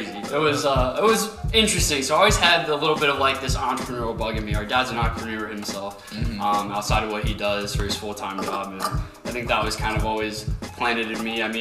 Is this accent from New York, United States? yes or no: no; Lima, Ohio, United States; You know, as you guys heard already in my little introduction, we're from Lima, Ohio.